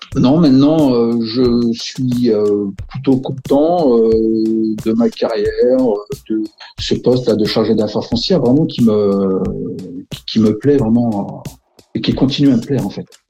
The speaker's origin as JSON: {"language": "French", "town": "Villeneuve-Saint-Georges", "region": "Île-de-France", "country": "France", "tie": "born or raised there", "said": "Je suis né dans le Val-de-Marne, né à Villeneuve-Saint-Georges et je vis à Villeneuve-Saint-Georges. Je suis vraiment un gars du cru"}